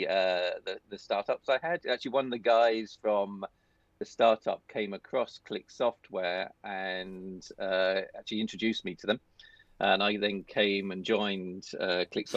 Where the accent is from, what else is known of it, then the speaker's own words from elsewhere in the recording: United Kingdom; moved away as an adult; also born or lived in Paris, France / Scotland; I live pretty close to where I was brought up on the East Coast